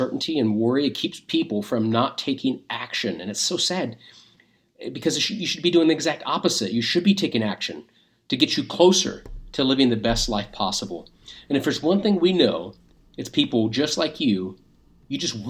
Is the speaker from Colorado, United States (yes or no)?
no; Dayton, Ohio, United States; We live in Dayton. We were born and raised in the Dayton area